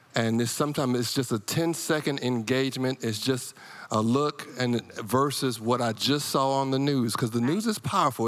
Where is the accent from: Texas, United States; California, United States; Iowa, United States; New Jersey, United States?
Iowa, United States; moved away; growing up in Iowa